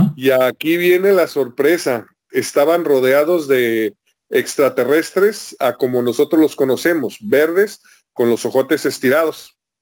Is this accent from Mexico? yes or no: yes; Guadalajara, Jalisco, Mexico; now in Tijuana, Mexico; Esto lo escuché yo todavía viviendo en Guadalajara. Yo estoy ahorita en Tijuana, pero yo soy de Guadalajara.